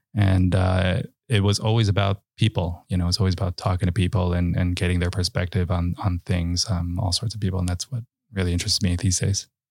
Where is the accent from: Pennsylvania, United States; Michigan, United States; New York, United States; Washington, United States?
New York, United States; New York City; also born or lived in Westchester; I grew up in the Bronx and, uh, and in Westchester